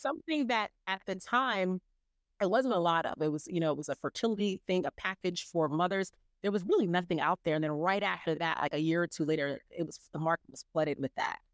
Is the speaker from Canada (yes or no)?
no; New York City, New York, United States; born and raised in New York City, and I come from amazing Caribbean parents.